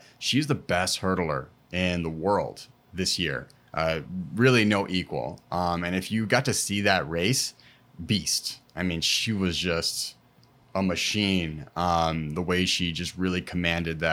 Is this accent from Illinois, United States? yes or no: yes; Chicago, Illinois, United States; Born and raised in Chicago, I also went to DePaul University